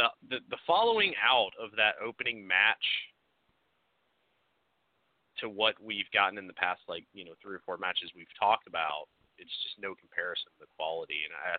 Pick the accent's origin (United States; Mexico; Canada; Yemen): United States; at least as being an American viewer